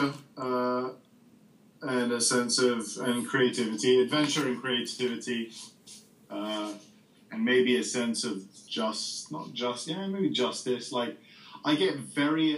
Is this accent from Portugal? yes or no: no; Beirut, Beirut Governorate, Lebanon; moved away; I grew up in Beirut